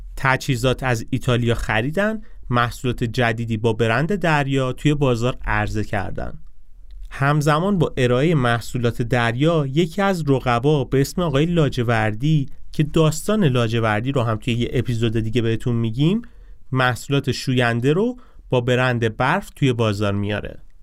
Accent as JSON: {"language": "Persian", "country": "Iran"}